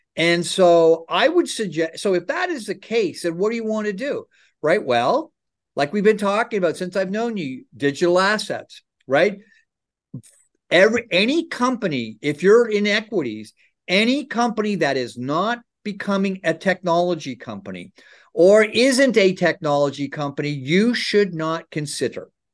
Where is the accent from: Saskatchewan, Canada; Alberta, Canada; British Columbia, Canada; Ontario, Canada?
Ontario, Canada; I grew up in Ontario